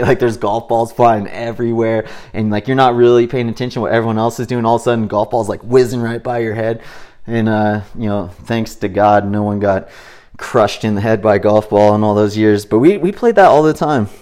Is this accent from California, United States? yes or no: yes; Big Bear Lake, California, United States; growing up in Big Bear Lake